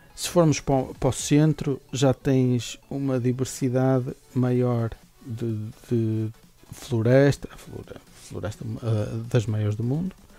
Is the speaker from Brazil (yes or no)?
no; Minho, Portugal; Nós somos minhotos